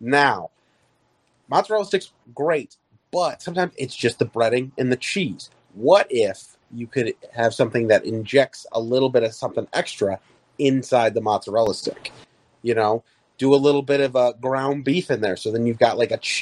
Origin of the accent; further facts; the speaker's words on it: United States; I'm an American